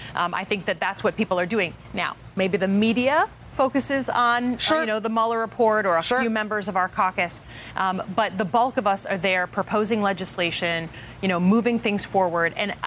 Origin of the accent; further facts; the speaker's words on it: Michigan, United States; I'm a representative from Michigan.